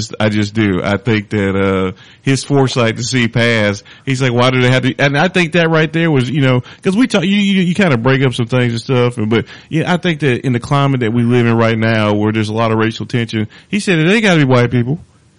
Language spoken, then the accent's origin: English; North Carolina, United States; we're both from North Carolina.